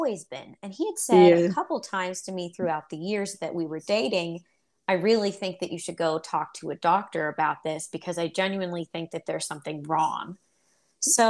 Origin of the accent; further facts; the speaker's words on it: Pittsburgh, Pennsylvania, United States; I grew up in Pittsburgh, Pennsylvania. That's where we live.